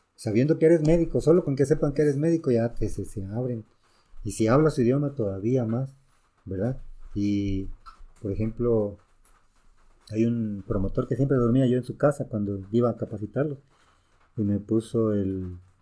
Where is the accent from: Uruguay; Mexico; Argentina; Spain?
Mexico; also born or lived in Guatemala / El Salvador; somos mexicanos y culturalmente mexicanos